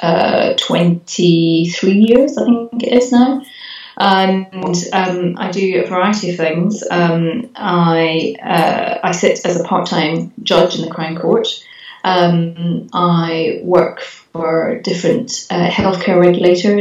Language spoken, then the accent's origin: English; Glasgow, Scotland, United Kingdom; also born or lived in India; I was born in India, going right back to the beginning. But I was brought up in Glasgow.